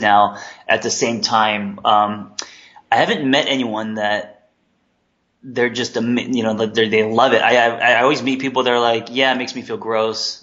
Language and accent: English; Los Angeles, California, United States; also born or lived in Korea; I came here when I was three